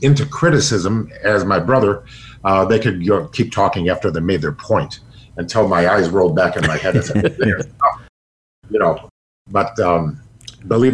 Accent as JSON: {"language": "English", "area": "Downers Grove", "region": "Illinois", "country": "United States", "tie": "born or raised there", "said": "I'm from Governor's Grove, Illinois, so that's like my hometown"}